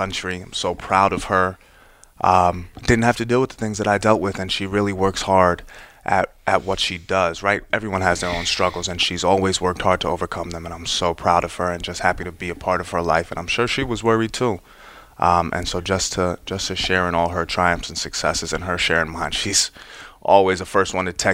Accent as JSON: {"language": "English", "town": "Westport", "region": "Connecticut", "country": "United States", "tie": "born or raised there", "also_born_or_lived": "New York City", "said": "I grew up in Fairfield County. It's where my parents live. I was born in New York City, moved to Westport when I was 5."}